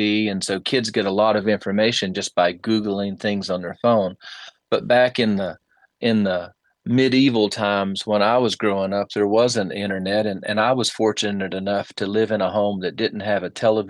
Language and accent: English; Statesville, North Carolina, United States; also born or lived in Troutman, North Carolina; I started my life at a place called the Barium Springs Home for Children. In Troutman, North Carolina